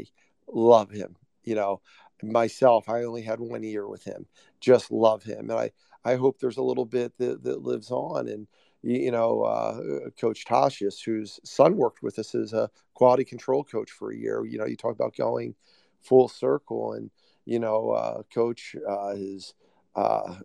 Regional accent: New Jersey, United States; I grew up in South Jersey

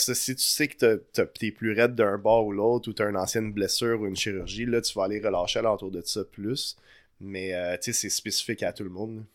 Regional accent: Montreal, Quebec, Canada; Je viens, de Montréal à la base euh, de Notre-Dame-de-Grâce

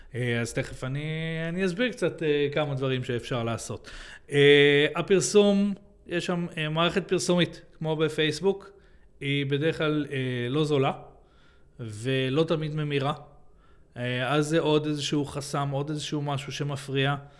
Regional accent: Israel; אנחנו ישראלים, אנחנו מדברים, אה, אנגלית פה

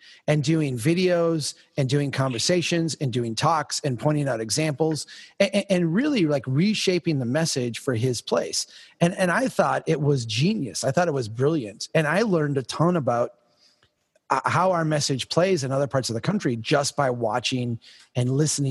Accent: rural Minnesota, United States; I'm from Minnesota. I'm from rural Minnesota

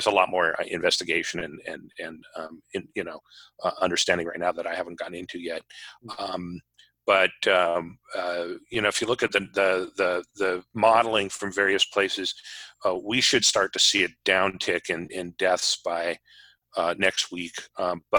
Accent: Anchorage, Alaska, United States; moved away as an adult; also born or lived in Washington; People who know me know that I grew up in Alaska. I grew up in Anchorage.

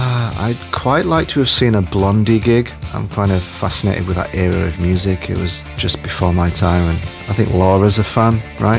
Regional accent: Yorkshire and the Humber, United Kingdom; now in Fukuoka, Japan; I'm from Yorkshire in England, although I currently reside in Fukuoka in Japan.

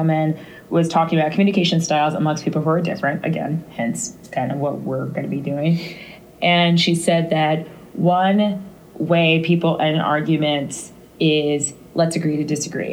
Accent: St. Louis, Missouri, United States; We're both from St. Louis

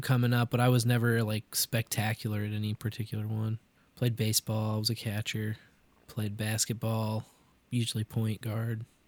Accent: Kansas City, Missouri, United States; I grew up in Kansas City

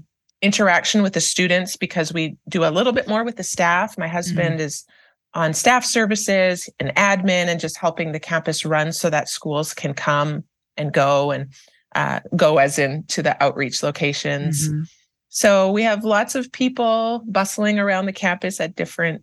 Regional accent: Canada; moved away as an adult; now in Kansas City, United States; we are originally from Canada. We came to Kansas City to work as missionaries

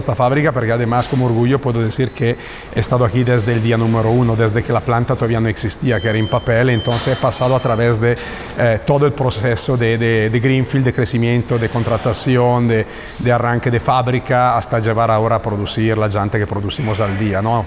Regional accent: Italy; Spanish is a second language; moved away as an adult; now in Mexico; yo soy italiano, yo, estoy en México desde hace el 2005

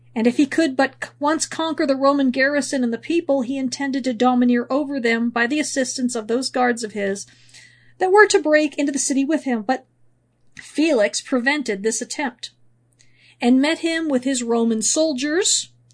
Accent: California, United States; moved away; also born or lived in Missouri; I grew up in California, and I went through several earthquakes

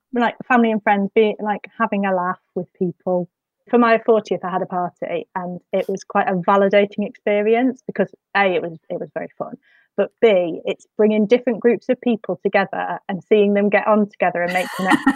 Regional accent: Midlands, United Kingdom; now in Whitley Bay, United Kingdom; I grew up in the Midlands

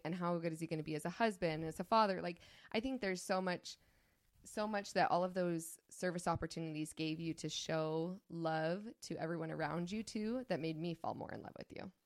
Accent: St. George, Utah, United States; I grew up in Saint George, Utah

